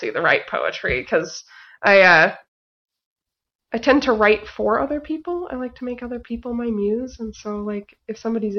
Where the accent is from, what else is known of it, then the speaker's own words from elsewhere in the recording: Boise, Idaho, United States; Boise, Idaho.